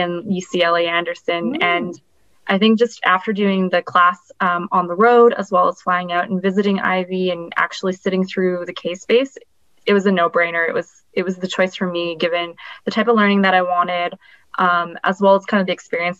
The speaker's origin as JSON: {"language": "English", "town": "Vancouver", "region": "British Columbia", "country": "Canada", "tie": "born or raised there", "said": "I grew up in Vancouver, British Columbia"}